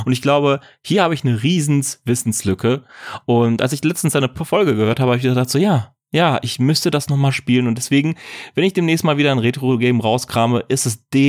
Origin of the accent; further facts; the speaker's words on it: Ruhr area, North Rhine-Westphalia, Germany; ich komme aus dem Ruhrpott